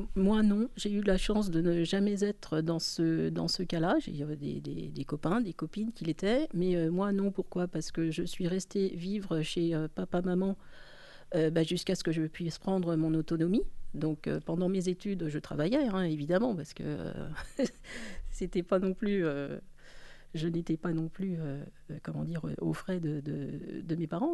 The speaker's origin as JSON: {"language": "French", "town": "Paris", "region": "Île-de-France", "country": "France", "said": "en tant que parisienne"}